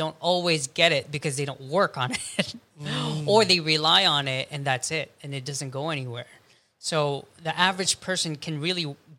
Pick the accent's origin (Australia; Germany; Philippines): Philippines; ako. I'm Filipino.